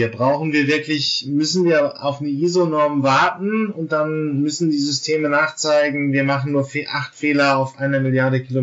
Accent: Germany; Aber da muss ich jetzt natürlich als Deutscher dann wirklich immer noch dieses Standardargument bringen.

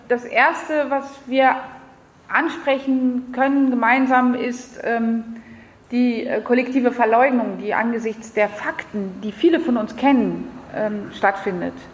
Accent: France; German is a second language; now in Berlin, Germany; ich bin 48, ich habe drei Kinder, ich komme aus Frankreich.

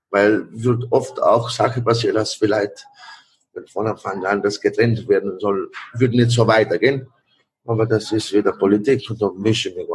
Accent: Italy; German is a second language; moved away; Ich bin da, als Italiener bin hergekommen und habe die Möglichkeit, für Restaurants zu haben.

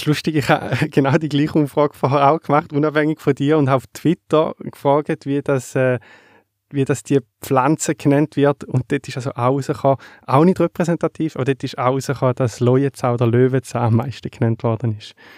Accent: Thayngen, Schaffhausen, Switzerland; in der Schweiz, zum Beispiel in dem Dorf, wo ich aufgewachsen bin, in Teingen

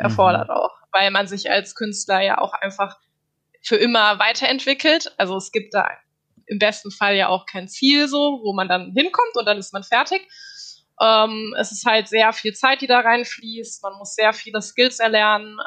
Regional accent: Darmstadt, Hesse, Germany; moved away; also born or lived in North Rhine-Westphalia; ich komme aus Darmstadt

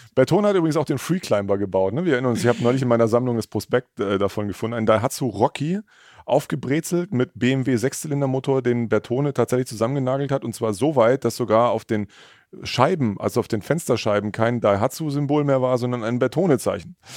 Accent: Mittleres Taubertal, Baden-Württemberg, Germany; irgendwie bin ich da in der Region groß geworden

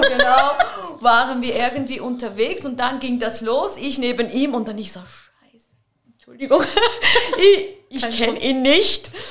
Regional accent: Muttenz, Basel-Landschaft, Switzerland; ich komme auch aus Basel und ich bin in Basel geboren, also in Muttens, ich bin so eine richtige Muttenserin

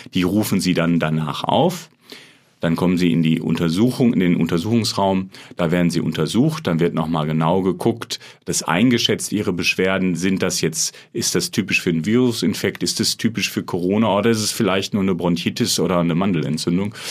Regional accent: Dortmund, North Rhine-Westphalia, Germany; also born or lived in Münster; ich bin Dortmunder

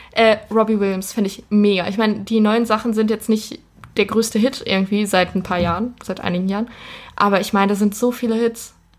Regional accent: Ruhr area, North Rhine-Westphalia, Germany; ich komme aus dem Ruhrgebiet

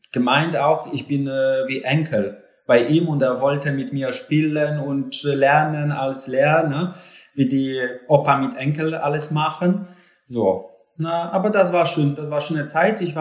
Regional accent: Lower Silesian Voivodeship, Poland; German is a second language; also born or lived in Poznań; Äh, ich habe äh, neben Hirschberg äh, in Schlesien ausgewachsen, dort auch bin geboren und vor 15, 16 Jahren bin nach Posen gezogen.

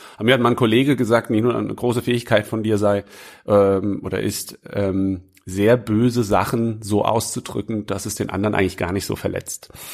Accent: Obertshausen, Hesse, Germany; in meiner Heimatstadt, wo ich aufgewachsen bin, in Oberzhausen, das ist, ich sage immer, ist in der Nähe von Frankfurt, aber eigentlich ist es direkt neben Offenbach

